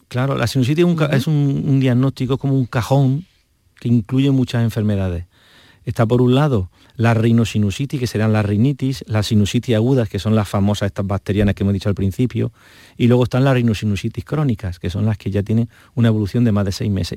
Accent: Montoro, Andalusia, Spain; yo soy de Córdoba, aprovecho, de un pueblo de Córdoba muy precioso

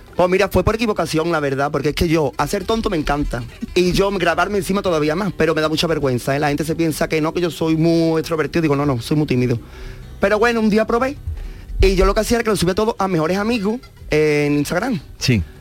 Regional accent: Mairena del Aljarafe, Andalusia, Spain; Yo soy de Mairena del Arco

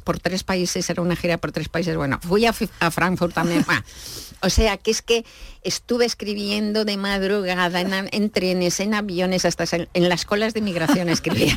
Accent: Madrid, Community of Madrid, Spain; yo soy de Madrid

